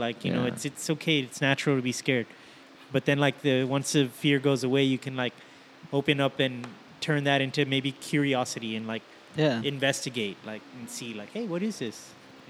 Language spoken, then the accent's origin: English; South Texas, United States; I grew up here in Texas, so South Texas